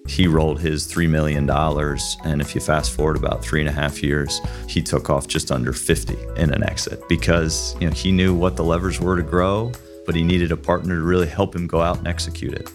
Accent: Dublin, Ohio, United States; Born and raised in Dublin

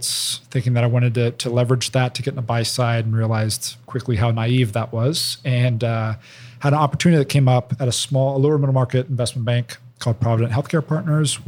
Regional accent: Celina, Ohio, United States; moved away as an adult; also born or lived in Coldwater, Ohio / Boston, Massachusetts; now in Columbus, United States; I was birthed in Coldwater, Ohio. I'm from Salina. It's between Lyman and Dayton. Very much agricultural farm town.

